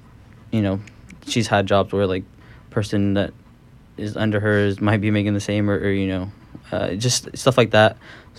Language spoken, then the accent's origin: English; the South, United States; I grew up in the South, so for me it's very different.